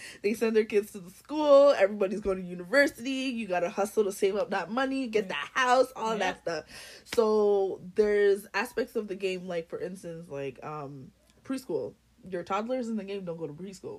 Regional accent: Jamaica; I was born in Jamaica. My family is Jamaican.

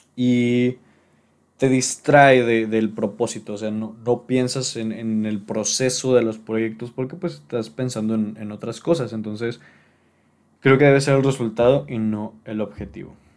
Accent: Monterrey, Nuevo León, Mexico; aquí en, en mi ciudad natal, que es Monterrey

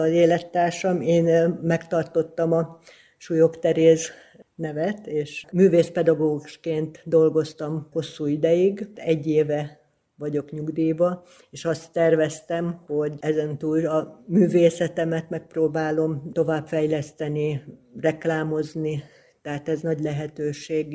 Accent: Hungary; also born or lived in Kisbér, Hungary / Győr, Hungary; now in Tatabánya, Hungary; falusi környezetben nőttem föl, aztán a gimnázium évek az kisbérem volt

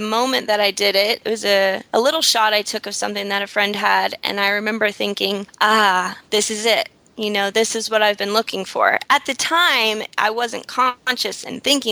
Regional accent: Tampa, Florida, United States; moved away as an adult; also born or lived in Fort Myers, Florida / Fort Lauderdale, Florida / Miami, Florida; now in Costa Rica; I was born in Tampa, Florida. Throughout, I don't know, I would say about the first 15 years, I lived pretty much in the country, out in the middle of nowhere

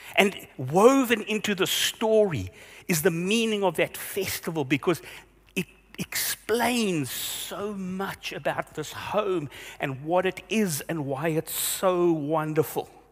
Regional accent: Vereeniging, Gauteng, South Africa; when I was growing up in Vereniging. Yeah, I grew up there

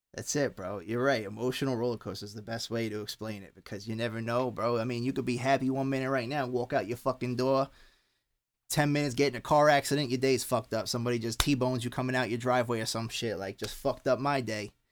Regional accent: Long Island, New York, United States; moved away; I grew up on on Long Island

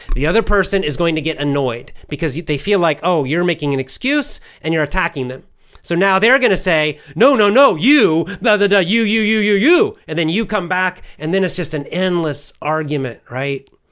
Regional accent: United States; I'll just say America

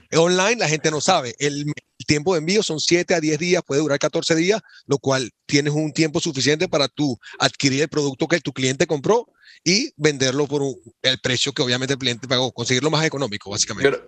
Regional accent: Venezuela; moved away as an adult; now in Boston, United States; nací y crecí en Venezuela

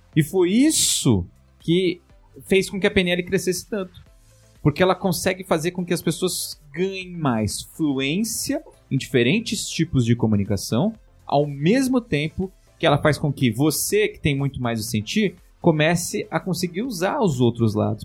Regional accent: São Paulo, Brazil; eu sou da Zona Leste de São Paulo

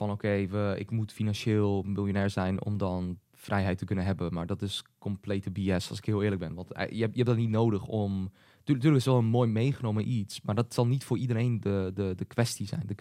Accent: Hengelo, Overijssel, Netherlands; we zijn allebei geboren in Hengelo, geboren en in Hengelo.

